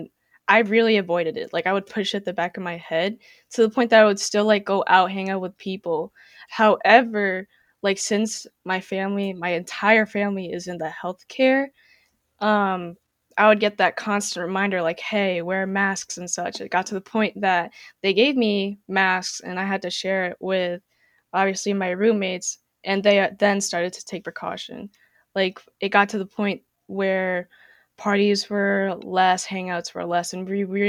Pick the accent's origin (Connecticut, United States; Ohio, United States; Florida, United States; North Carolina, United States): Connecticut, United States; West Haven; also born or lived in United Kingdom / Philippines; I'm from East Haven, but West Haven is my hometown. Prior to this, I was from the UK, but born in the Philippines. So I've just straight up been traveling everywhere.